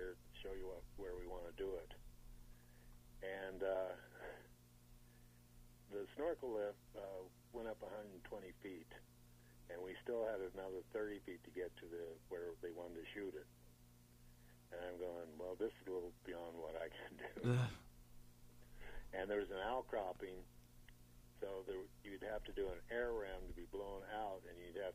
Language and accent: English; St. Louis area, Illinois, United States; I grew up around the St. Louis area